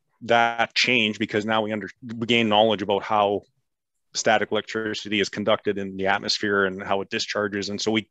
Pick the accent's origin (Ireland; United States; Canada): Canada; being Canadian and the Queen's English